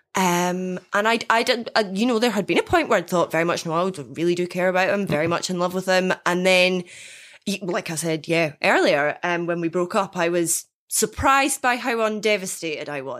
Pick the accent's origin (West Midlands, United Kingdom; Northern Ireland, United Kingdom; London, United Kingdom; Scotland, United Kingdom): Scotland, United Kingdom; Dundee; born or raised there